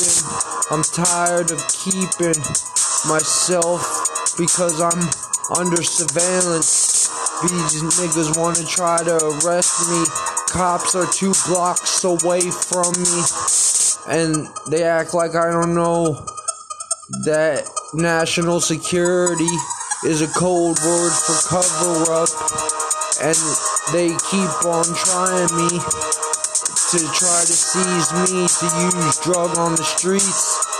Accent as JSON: {"language": "English", "town": "Bethesda", "region": "Maryland", "country": "United States", "tie": "born there", "also_born_or_lived": "Florida", "said": "Nobody knows that when I lived in Florida, I was born in Bethesda. I used to live in Lake Worth"}